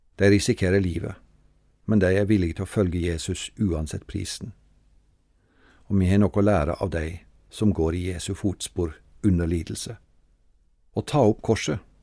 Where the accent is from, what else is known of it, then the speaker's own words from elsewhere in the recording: Treungen, Telemark, Norway; Hjemme i Frikirka i Treungen var det to kors